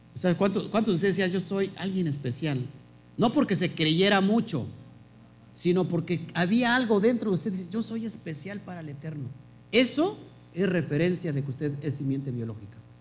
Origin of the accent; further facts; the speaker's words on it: Mexico; Yo nací en México